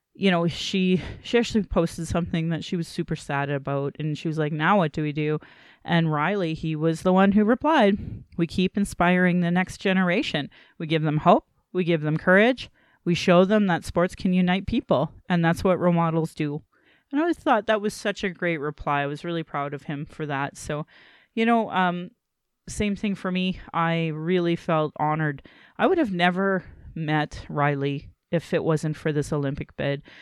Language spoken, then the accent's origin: English; Calgary, Alberta, Canada; born or raised there